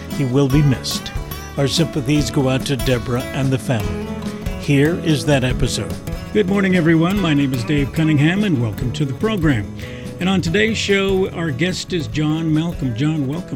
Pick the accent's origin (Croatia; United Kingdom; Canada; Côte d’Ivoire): Canada; Montreal, Quebec; now in Kingston, Canada; I grew up in Montreal as well